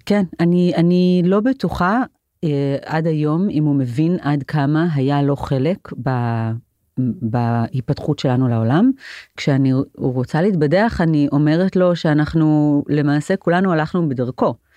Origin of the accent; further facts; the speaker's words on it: Jerusalem, Jerusalem District, Israel; גדלתי בעיר העתיקה, מרוב היהודי בעיר העתיקה בירושלים